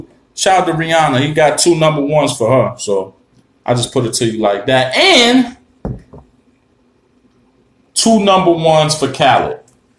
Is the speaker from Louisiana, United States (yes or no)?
no; Harlem, New York, United States; Now, when I twist this hat towards the camera, you're going to see I'm from Harlem, but shout to the Bronx.